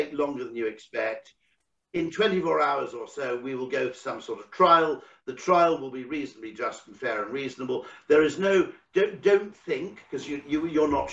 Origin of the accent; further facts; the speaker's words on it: United Kingdom; as a Brit